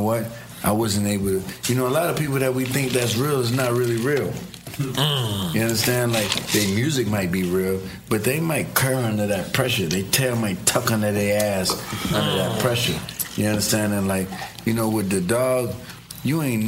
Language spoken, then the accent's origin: English; New York City, New York, United States; I grew up in the Bronx